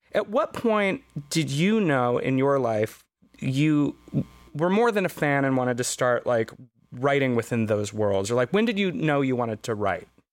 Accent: United States

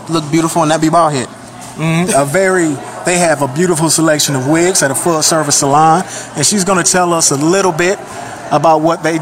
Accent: Chelsea, Alabama, United States; I'm from Chelsea, Alabama.

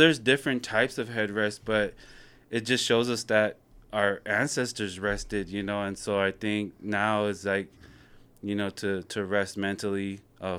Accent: California, United States; growing up in California

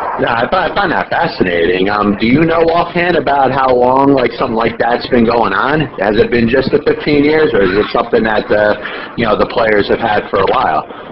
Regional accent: New Jersey, United States; I'm a New Jersey guy just like yourself

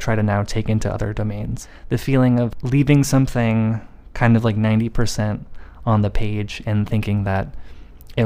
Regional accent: United States; being an American

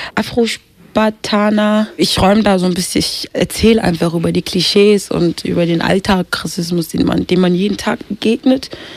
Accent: Kenya; geboren in Kenia

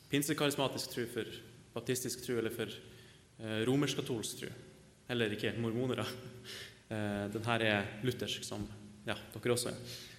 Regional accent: Northern Norway, Norway; av legning så er jeg nordlending

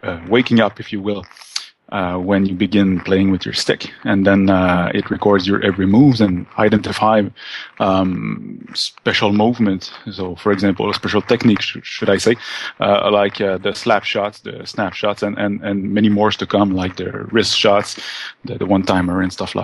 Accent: Quebec, Canada; We're from Quebec in Canada

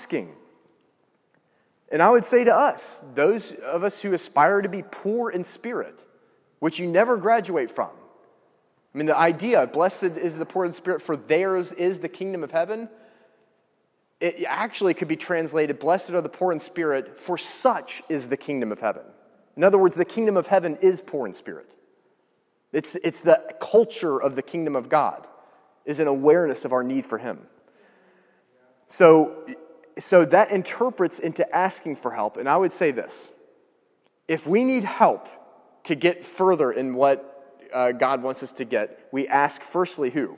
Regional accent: Georgia, United States; I grew up in Georgia, so, like, you know, we have bulldogs.

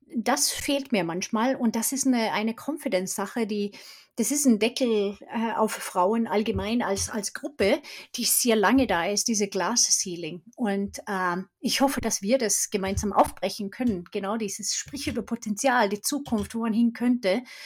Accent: Sweden; German is a second language; moved away as an adult; also born or lived in Stockholm; now in Germany; Ich bin Schwedin und bin 92 nach Deutschland gekommen, habe internationale Kommunikation studiert

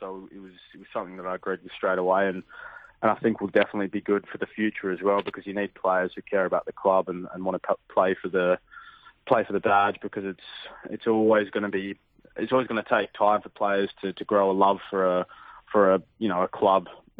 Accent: Perth, Western Australia, Australia; born or raised there; moved away as an adult; also born or lived in England

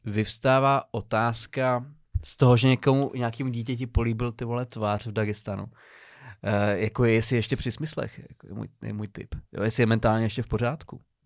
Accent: Přerov, Olomouc Region, Czechia; pocházím z, z Přerova

